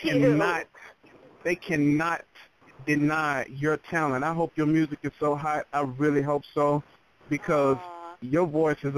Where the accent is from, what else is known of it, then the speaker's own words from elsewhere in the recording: Texas, United States; accent: Southern; Yeah, I'm Southern, I'm from Texas